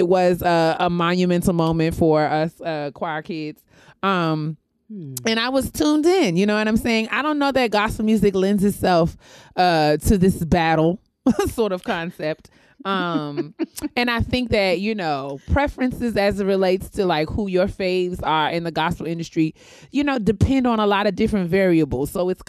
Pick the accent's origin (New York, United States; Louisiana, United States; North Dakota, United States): New York, United States; somebody like me growing up in New York singing in the choir